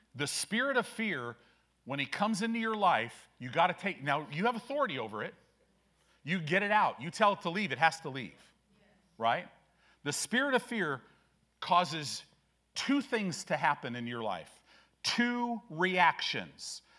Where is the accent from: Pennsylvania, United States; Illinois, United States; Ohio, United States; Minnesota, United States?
Illinois, United States; Chicago; moved away; also born or lived in California; growing up in Illinois. I was born in Chicago, lived in some different places.